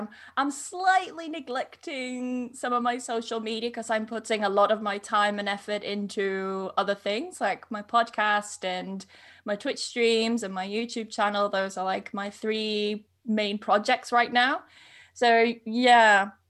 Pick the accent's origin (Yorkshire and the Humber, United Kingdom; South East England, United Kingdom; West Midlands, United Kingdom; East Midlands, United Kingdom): Yorkshire and the Humber, United Kingdom; I was born in North Yorkshire, but I grew up in East Yorkshire.